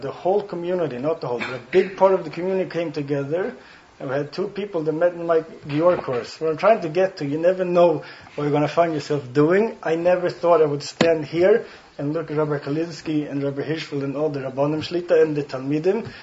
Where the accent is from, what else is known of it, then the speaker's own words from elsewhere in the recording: Sweden; first language Swedish; English is a second language; now in Stockholm, Sweden; my native language is Swedish. If you didn't catch it, I have an accent.